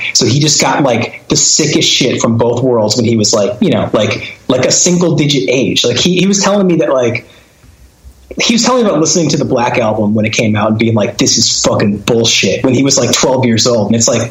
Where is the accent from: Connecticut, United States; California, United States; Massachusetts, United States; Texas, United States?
Connecticut, United States; He and I grew up together in Connecticut, and like all those dumb bands I was in were with him